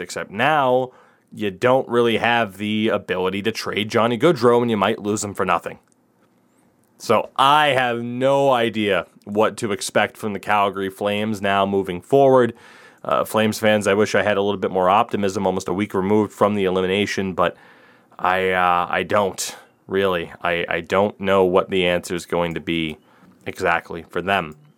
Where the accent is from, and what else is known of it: United States